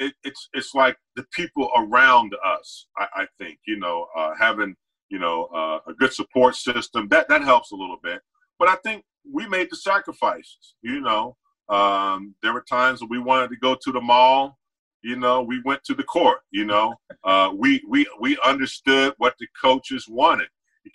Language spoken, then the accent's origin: English; the South, United States; Coop, I grew up in a very small town. You know, I am from the South, country, dirt road, man. I grew up on a dirt road, about 35,000 people back then.